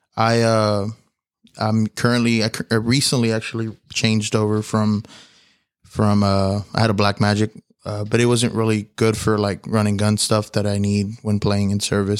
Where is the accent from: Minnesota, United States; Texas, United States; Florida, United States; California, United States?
Texas, United States; Houston; I'm from Houston, Texas